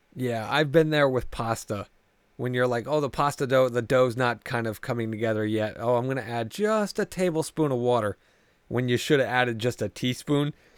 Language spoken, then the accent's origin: English; New Haven, Connecticut, United States; I come from the New Haven area, so pizza is like mm. what we're fucking known for around here.